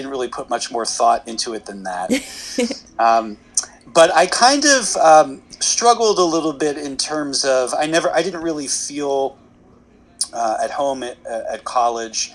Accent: Philadelphia, Pennsylvania, United States; I grew up in Philadelphia

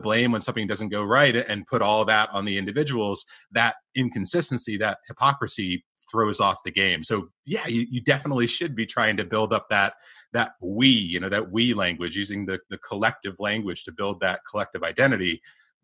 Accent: United States; moved away; I'm American. I come from this, you know, land of the free sort of thing

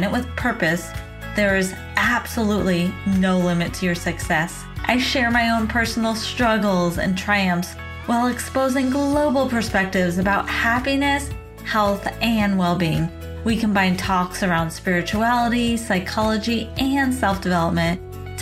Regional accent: outside of Portland, Oregon, United States; my hometown outside of Portland, Oregon

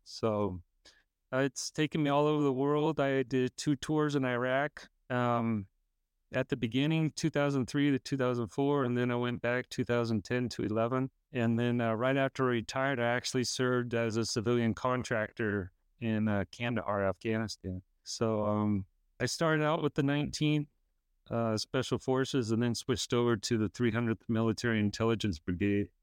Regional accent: California, United States; I grew up in California

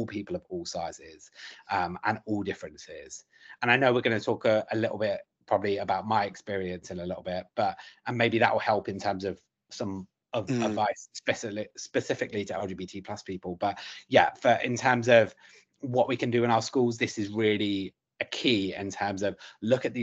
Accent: London, United Kingdom; I grew up in South London

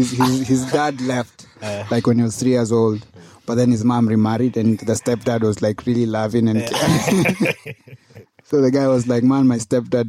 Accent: Kenya; As a Kenyan artist, if you know, as a Kenyan mainstream artist

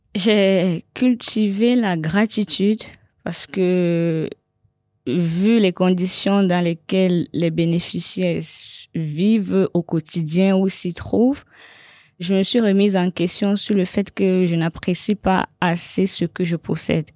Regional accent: Cameroon; now in Paris, France; mon pays d'origine

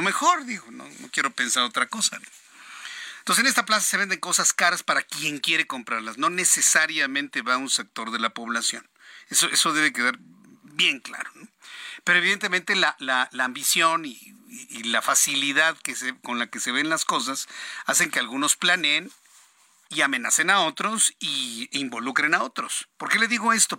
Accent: Mexico; como mexicanos

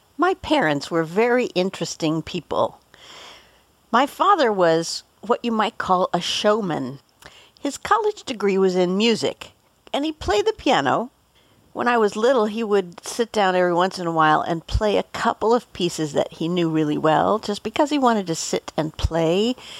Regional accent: Boulder, Colorado, United States; Growing up in Boulder, we were very close to the Denver airport

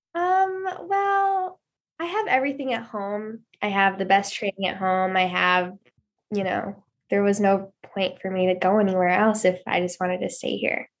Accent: Cleveland, Ohio, United States; I was born and raised here in Cleveland, Ohio.

